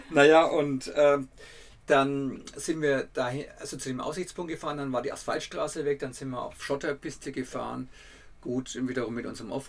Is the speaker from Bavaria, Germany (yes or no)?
yes; Bavaria, Germany; accent: Franconian; Ich muss dazu sagen, dass, ich, dass wir aus Franken kommen, das hört man ja auch in unserem Dialekt.